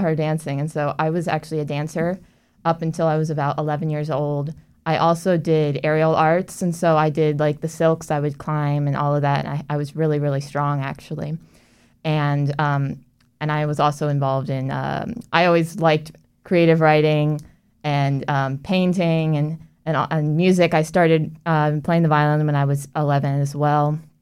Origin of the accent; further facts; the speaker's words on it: Orlando, Florida, United States; I actually grew up in Orlando and, um, I born and raised